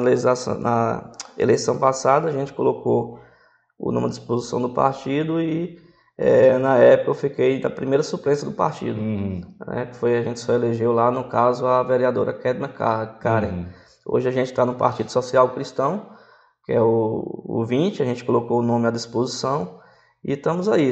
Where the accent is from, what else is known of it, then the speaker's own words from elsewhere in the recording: Northeast Region, Brazil; moved away; eu não sou daqui, sou nordestino